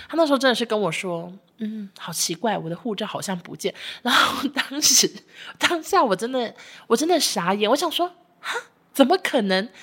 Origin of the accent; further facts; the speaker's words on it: Taiwan; 我们台湾人